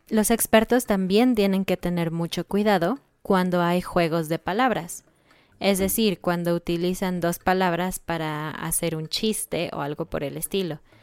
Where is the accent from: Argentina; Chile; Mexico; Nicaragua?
Mexico; obviamente somos mexicanos y pensamos que el español de México es el mejor